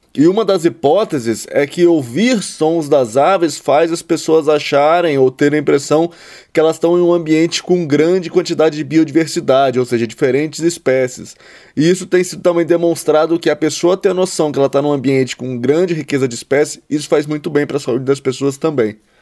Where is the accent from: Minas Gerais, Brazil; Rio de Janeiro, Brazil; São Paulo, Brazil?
Rio de Janeiro, Brazil; Resende; moved away; eu fui criado ali na, em Resende, no sul do estado do Rio, bem próximo ao Parque Nacional Itatiaia